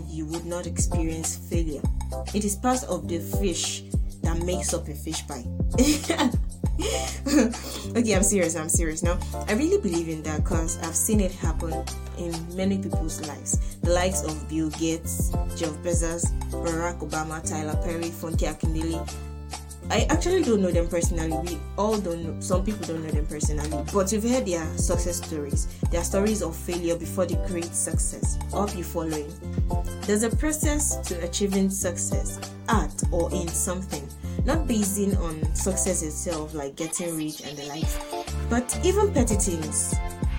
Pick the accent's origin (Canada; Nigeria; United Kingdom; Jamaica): Nigeria; first language Yoruba; English is a second language; that's my native language, Yoruba. I'm a Nigerian girl.